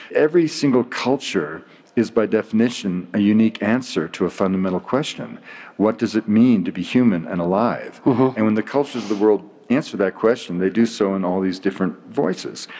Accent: British Columbia, Canada; I'm from British Columbia

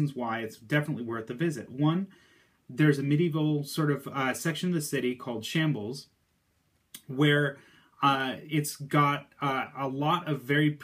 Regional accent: United States; born or raised there

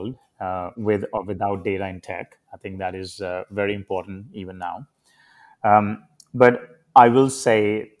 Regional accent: India; now in United States; I was a very hard worker, as many Indian kids are growing up in India

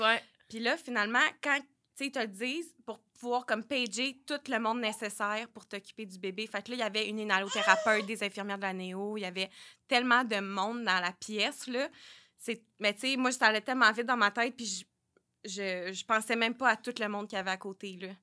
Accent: Sherbrooke, Quebec, Canada; je viens de Sherbrooke

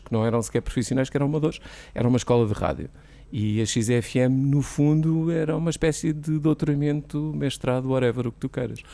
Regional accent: Figueira da Foz, Centro, Portugal; moved away as an adult; also born or lived in Coimbra; now in Lisbon, Portugal; fiz rádio em Coimbra, comecei a fazer eh, nas Piratas, na, na Figueira, que é a minha terra natal

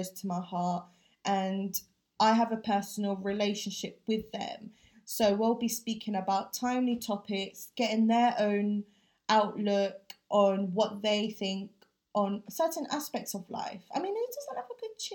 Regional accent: London, United Kingdom; also born or lived in Philippines; growing up with two different cultures, the challenges and the triumphs being a British Filipino can face, and how I want to change the way we can do things as the first or the second generation of Filipinos living here in London

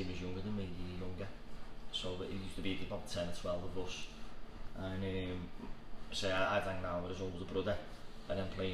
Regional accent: Bootle, North West England, United Kingdom; I was brought up on Marsh Lane, went to St. John's of Arch

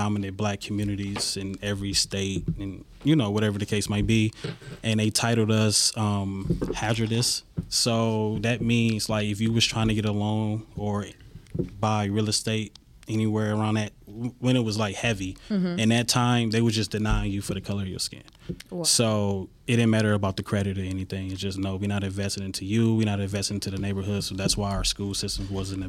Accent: Detroit, Michigan, United States; Born and raised in Detroit, East Side, Van Dyke Harbor area.

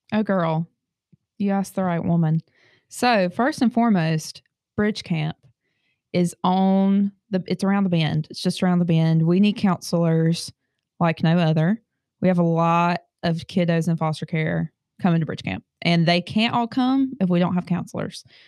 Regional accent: Kings Mountain, North Carolina, United States; I hail from Kings Mountain, North Carolina.

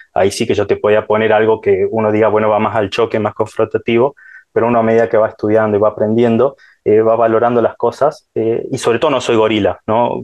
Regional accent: Salta, Argentina; yo soy de Salta, ¿no? Parece, se les darán cuenta por mi tonada

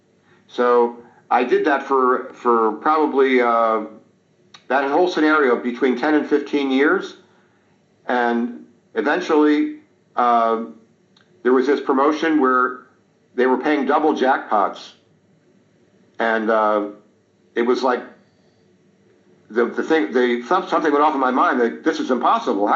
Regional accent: Montgomery County, Pennsylvania, United States; also born or lived in Delaware County, Pennsylvania; I grew up in Montgomery County, but I eventually moved to Delaware County.

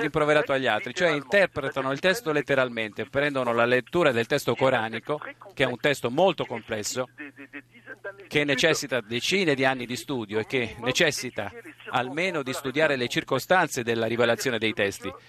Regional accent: France; Italian is a second language; Noi siamo cresciuti in Francia con una cultura francese

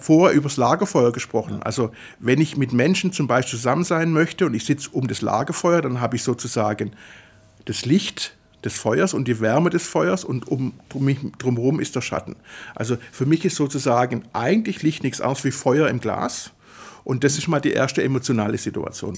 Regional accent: Swabia, Germany; also born or lived in Italy; weil es als Schwabe schwierig ist auszusprechen, als italienischer Schwabe

